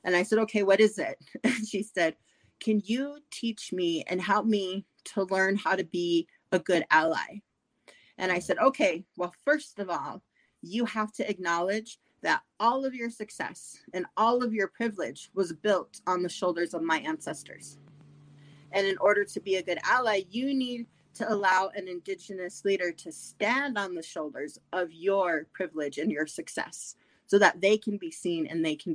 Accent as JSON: {"language": "English", "region": "South Dakota", "country": "United States", "tie": "born or raised there", "said": "I grew up in South Dakota."}